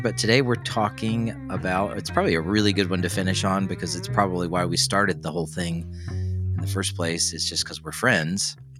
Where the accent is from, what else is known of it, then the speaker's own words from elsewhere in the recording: Tennessee, United States; moved away; I'm from Tennessee, so we say root